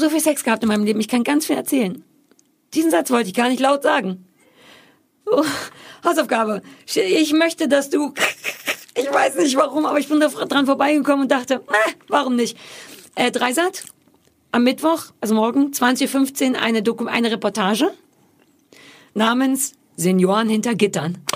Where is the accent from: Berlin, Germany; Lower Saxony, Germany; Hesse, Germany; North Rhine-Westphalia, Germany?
Berlin, Germany; ich bin quasi in Berlin mit Mitte geboren